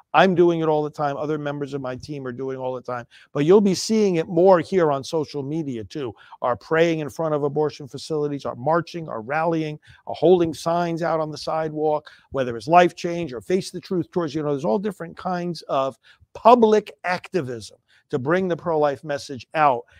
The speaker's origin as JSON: {"language": "English", "region": "New York", "country": "United States", "moved": "yes", "said": "I'm from New York originally"}